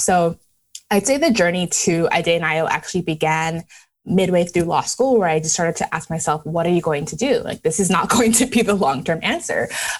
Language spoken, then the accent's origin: English; Canada; born or raised there; also born or lived in Lagos, Nigeria